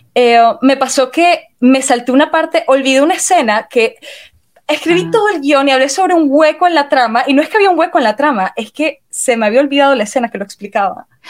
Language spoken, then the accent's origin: Spanish; Venezuela; moved away as an adult; now in Romania; yo emigré para acá, soy de Venezuela y todo el mundo en Venezuela emigra, yo también emigré